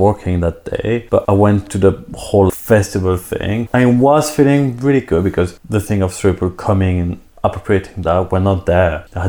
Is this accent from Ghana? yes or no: no; Switzerland; born or raised there; now in London, United Kingdom